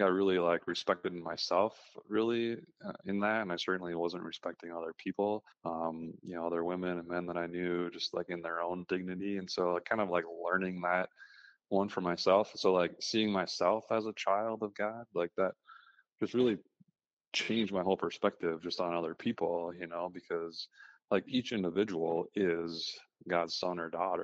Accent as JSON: {"language": "English", "region": "Minnesota", "country": "United States", "tie": "born or raised there", "said": "I grew up in Minnesota"}